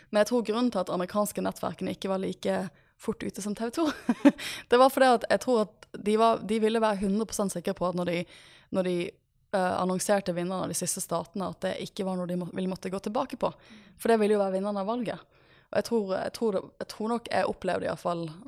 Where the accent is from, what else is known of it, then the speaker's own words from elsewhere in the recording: Norway; jeg har ikke bodd hjemme i Norge under et amerikansk presidentvalg ja, siden 2004